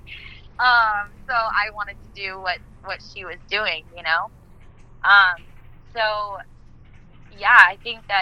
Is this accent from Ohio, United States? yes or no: no; Fayetteville, Arkansas, United States; moved away as an adult; also born or lived in Conway, Arkansas; now in Los Angeles, United States; I was born in Conway, and then in about third grade, I moved to Fayetteville. So I was raised my whole life in Fayetteville